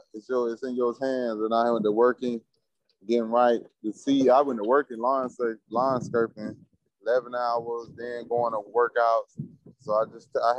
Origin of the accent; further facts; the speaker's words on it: Florida, United States; I'm from Florida